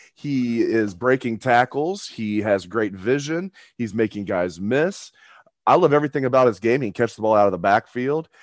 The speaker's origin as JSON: {"language": "English", "region": "Ohio", "country": "United States", "tie": "born or raised there", "said": "growing up in Ohio, watching the Buckeyes from a very young age"}